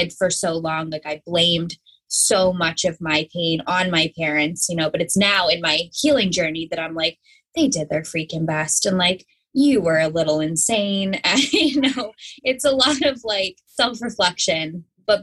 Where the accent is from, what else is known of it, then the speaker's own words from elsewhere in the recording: Pennsylvania, United States; I grew up in Pennsylvania.